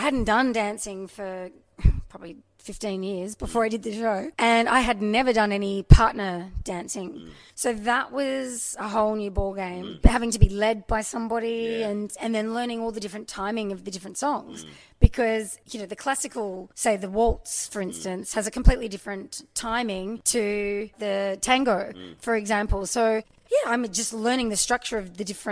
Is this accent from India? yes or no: no; Gold Coast, Queensland, Australia; also born or lived in Adelaide, Australia; now in Sydney, Australia; Adelaide born, cool. Grew up on the Gold Coast, have been in Sydney for a really long time